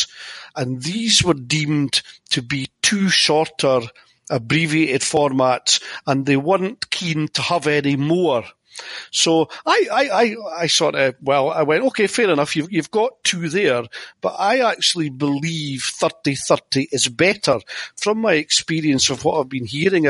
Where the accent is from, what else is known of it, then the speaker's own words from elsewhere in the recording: Scotland, United Kingdom; being Scottish